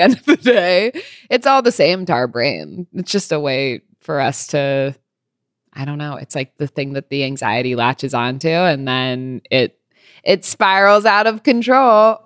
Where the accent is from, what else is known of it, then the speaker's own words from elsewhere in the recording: California, United States; now in New York, United States; I grew up in California